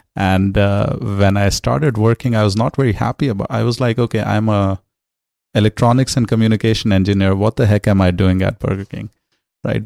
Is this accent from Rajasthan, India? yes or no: no; New Delhi, Delhi, India; moved away as an adult; also born or lived in Los Angeles, California; now in United States; growing up in New Delhi